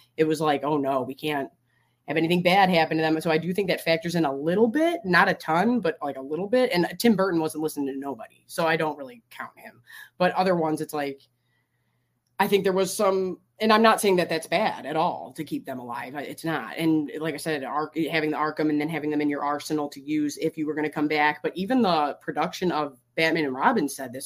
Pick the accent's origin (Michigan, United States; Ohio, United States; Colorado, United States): Michigan, United States; I'm from Michigan.